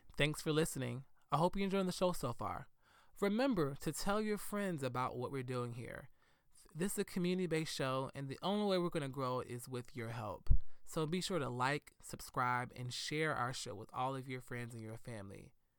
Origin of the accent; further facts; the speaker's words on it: Decatur, United States; growing up in Decatur, being really young and a child, I did hate my blackness. I thought I was too dark.